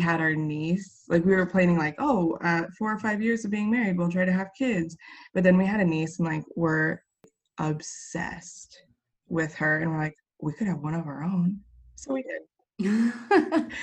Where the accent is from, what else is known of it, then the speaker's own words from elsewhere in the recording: Central Iowa, United States; I'm from Central Iowa